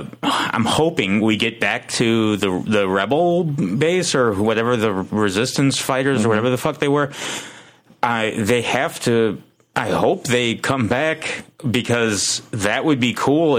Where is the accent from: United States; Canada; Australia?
United States; I'm American.